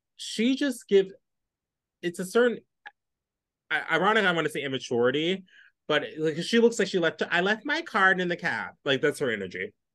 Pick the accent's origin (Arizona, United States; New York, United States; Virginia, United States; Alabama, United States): New York, United States; New York City; as a New Yorker